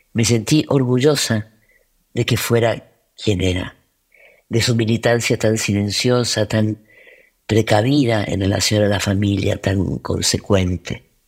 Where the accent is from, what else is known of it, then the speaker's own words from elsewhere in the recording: Argentina; soy actriz, soy argentina